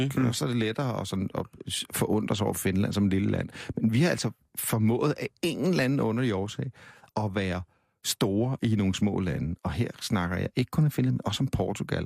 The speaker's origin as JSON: {"language": "Danish", "country": "Denmark", "said": "vi er danskere"}